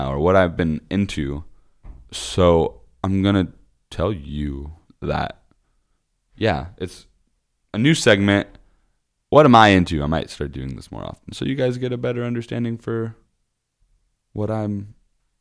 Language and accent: English; Osceola, Iowa, United States; my hometown is called Osceola. It's about 30 minutes south of Des Moines.